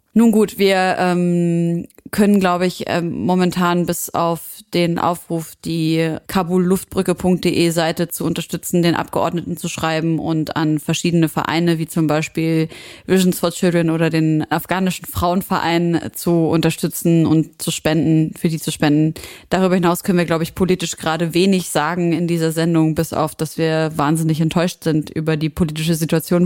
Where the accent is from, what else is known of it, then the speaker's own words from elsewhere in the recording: Syria; für mich als Syrerin